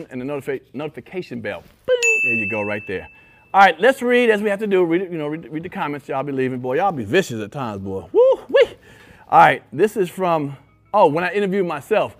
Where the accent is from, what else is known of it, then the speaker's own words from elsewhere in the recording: New York, United States; I'm from New York. I'm from the East Coast.